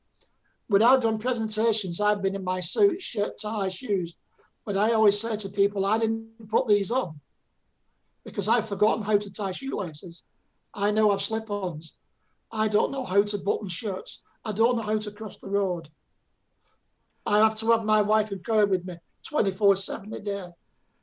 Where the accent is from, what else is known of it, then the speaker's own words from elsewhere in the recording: Bolton, North West England, United Kingdom; now in Torbay, United Kingdom; I went back to my hometown in Bolton and I couldn't remember my house or where we lived